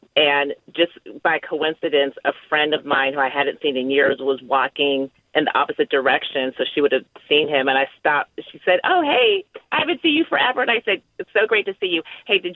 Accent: Bay Area, California, United States; I grew up in the Bay Area in the 90s

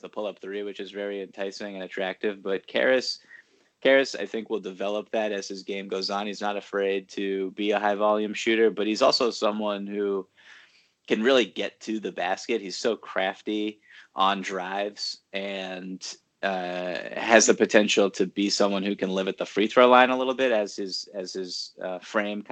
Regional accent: Boston, Massachusetts, United States; now in Brooklyn, United States; I grew up in Boston

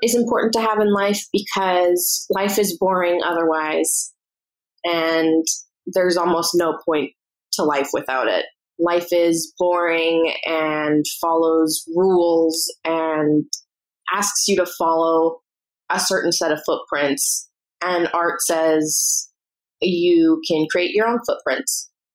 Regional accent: Toronto, Ontario, Canada; I'm from Toronto, Ontario.

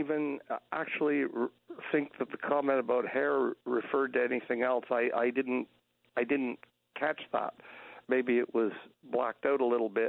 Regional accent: Canada; I'm a Canadian

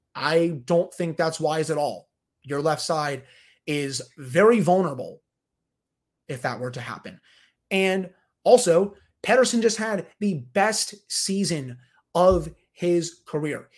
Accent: United States; born and raised in the United States of America

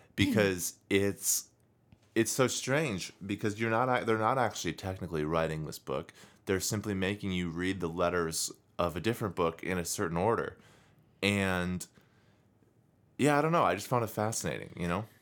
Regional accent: United States; I, as an American

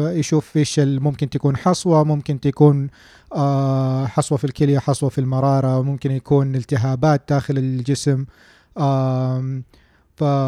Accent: Saudi Arabia; عندنا في السعودية

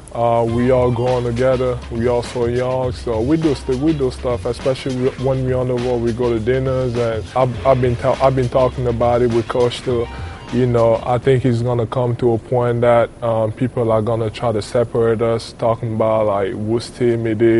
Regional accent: Cameroon; moved away; I'm from Cameroon, which is in Africa. And growing up, it was, I had the luxury to not be as poor as like other kids that I saw around me

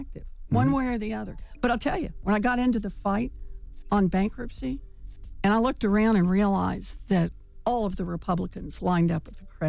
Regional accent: Oklahoma, United States; So I grew up in Oklahoma.

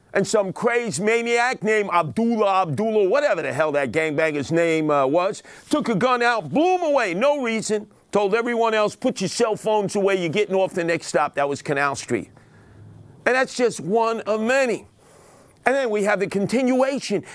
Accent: New York City, New York, United States; where I grew up in Canarsie on the other side of Linda Boulevard

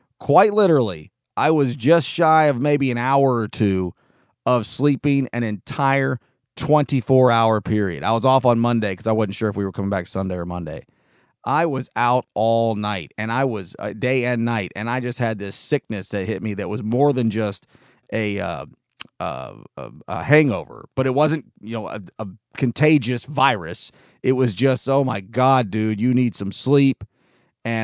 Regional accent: California, United States; born there; I was born in Southern California, right on the beach.

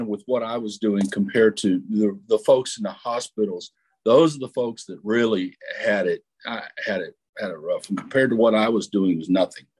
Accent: Texas, United States; Well, I am from South Texas. I grew up in a small town about 45 minutes south of San Antonio, and we were exactly 100 miles from Laredo.

